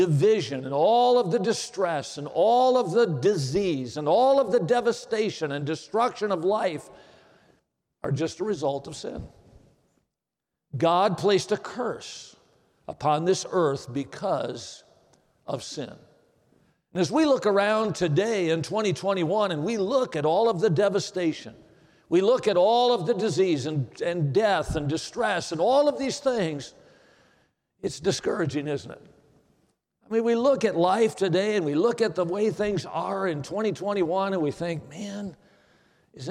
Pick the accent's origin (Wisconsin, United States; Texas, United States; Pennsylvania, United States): Wisconsin, United States; Watertown; I grew up in Watertown, Wisconsin.